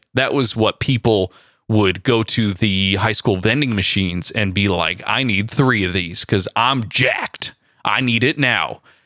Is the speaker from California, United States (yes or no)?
yes; near San Francisco, California, United States; I went from Southern California up back to my hometown, uh, near San Francisco